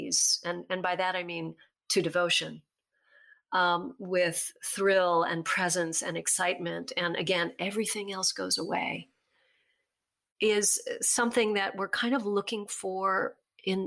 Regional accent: Virginia, United States; the reservoir where I grew up in Virginia

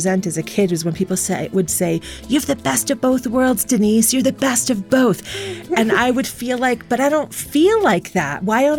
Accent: New York, United States; And then, you know, as I get older, I feel like I identify as a New Yorker.

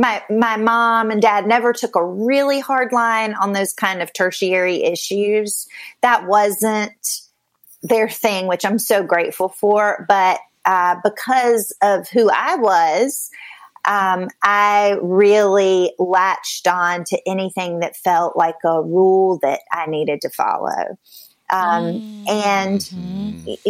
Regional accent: a small town outside of Raleigh, North Carolina, United States; moved away; I am from the South, from North Carolina originally, grew up in a small town outside of Raleigh

